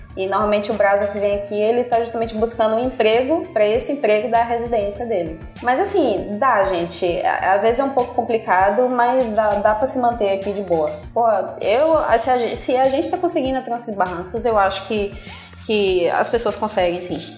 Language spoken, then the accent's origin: Portuguese; Bahia, Brazil; moved away as an adult; also born or lived in Ireland; now in Portugal; Eu Sou, sou brasileira, sou baiana